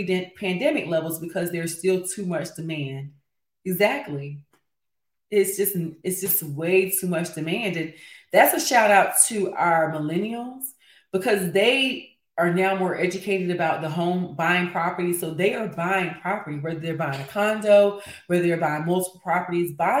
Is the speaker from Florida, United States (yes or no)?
no; Fayetteville, North Carolina, United States; I'm from Fayetteville, so I'm very familiar with Raleigh-Durham.